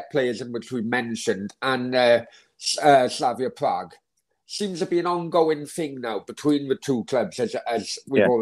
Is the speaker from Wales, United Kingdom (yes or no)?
yes; Wales, United Kingdom; now in Marbella, Spain; my home country is Wales